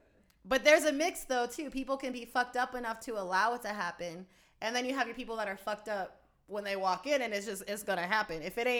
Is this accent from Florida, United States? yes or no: yes; Florida, United States; now in Las Vegas, United States; But I came from Florida, so. Being in Vegas the last 4 years, I would definitely say that we have a lot in common.